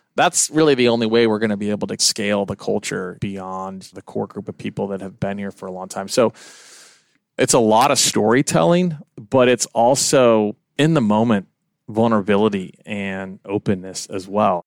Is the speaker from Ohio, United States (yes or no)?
no; Kansas City, Missouri, United States; moved away; I'm originally from Kansas City